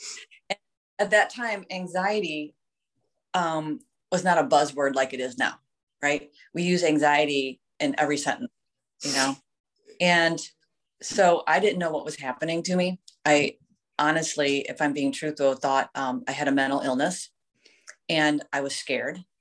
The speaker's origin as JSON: {"language": "English", "town": "Vermilion", "region": "Ohio", "country": "United States", "tie": "born or raised there", "also_born_or_lived": "Sandusky", "said": "I grew up in Vermilion, graduated from Vermilion"}